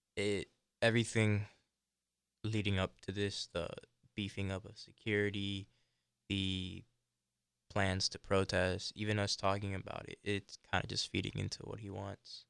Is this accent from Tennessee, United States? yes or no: no; Miami, Florida, United States; I grew up here in Florida, in South Florida